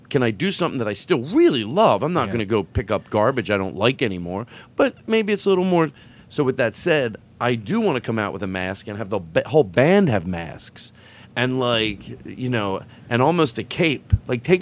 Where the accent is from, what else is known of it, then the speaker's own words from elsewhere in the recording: Philadelphia, Pennsylvania, United States; Anyway, I grew up in Philadelphia.